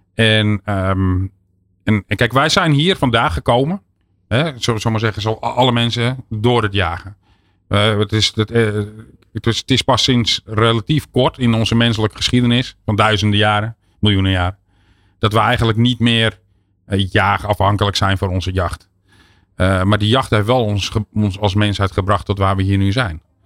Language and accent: Dutch; Netherlands; we als Nederlanders